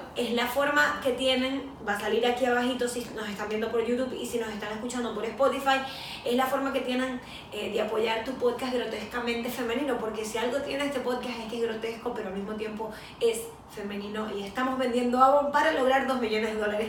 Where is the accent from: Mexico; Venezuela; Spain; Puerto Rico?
Venezuela; como venezolanos o como latinoamericanos